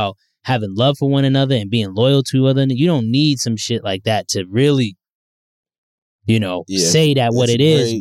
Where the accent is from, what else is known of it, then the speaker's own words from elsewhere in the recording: New York City, New York, United States; I grew up in the Bronx